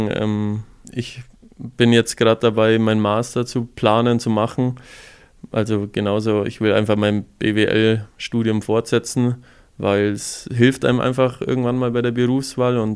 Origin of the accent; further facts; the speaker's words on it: Füssen, Bavaria, Germany; aber da zieht es mich dann doch mehr an meine Heimat heim, nach Füssen. Man freut sich mittlerweile jedes Mal, wenn man in Füssen ist